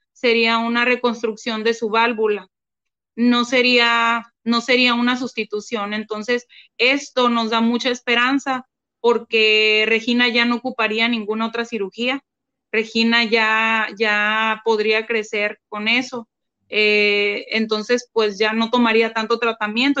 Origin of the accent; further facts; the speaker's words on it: Mátape, Sonora, Mexico; moved away; also born or lived in Hermosillo, Sonora; nosotros somos de Hermosillo, Sonora. Pero yo, cuando empezó la pandemia, nos fuimos a, quedar a, un pueblo del que yo soy, eh, pero no, no, no había vivido allá desde hace como 25 años, es de un pueblo que se llama Matape